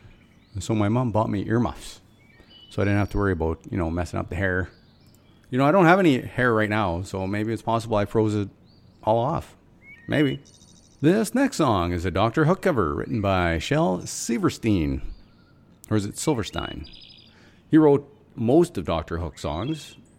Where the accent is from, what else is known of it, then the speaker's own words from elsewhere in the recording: Fort Nelson, British Columbia, Canada; my memories of growing up in Fort Nelson are mostly of cold, dark winters.